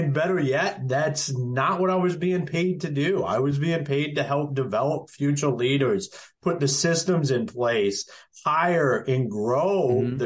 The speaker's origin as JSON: {"language": "English", "town": "Akron", "region": "Ohio", "country": "United States", "also_born_or_lived": "Michigan / North Carolina", "moved": "as an adult", "lives_now": "Emerald Isle, North Carolina, United States", "said": "I'm originally from Akron, Ohio."}